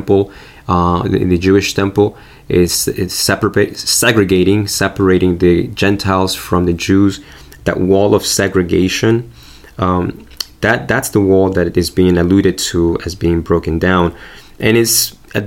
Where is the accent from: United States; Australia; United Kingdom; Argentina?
Argentina; moved away; I grew up in Argentina